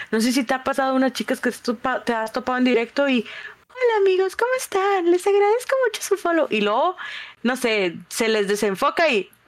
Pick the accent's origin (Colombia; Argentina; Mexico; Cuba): Mexico; Monterrey, Nuevo León; pues es que soy de Monterrey